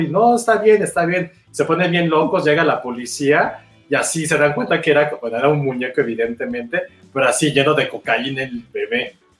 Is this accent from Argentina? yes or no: no; Mexico